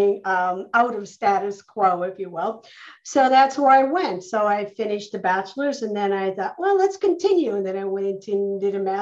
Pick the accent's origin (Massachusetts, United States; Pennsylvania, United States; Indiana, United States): Pennsylvania, United States; Scranton; also born or lived in Louisville, Kentucky; I'm from Louisville, Kentucky, originally is where I'm from. Quickly moved on, raised in Scranton, Pennsylvania, where I lived and grew up with my grandmother, and graduated from Scranton High School